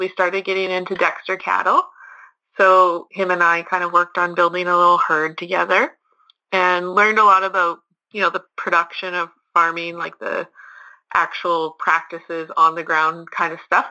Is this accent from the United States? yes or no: no; Lacombe, Alberta, Canada; moved away as an adult; now in Shoal Lake, Canada; I am from Lacombe, Alberta, originally, but right now I'm living at Shoal Lake, Manitoba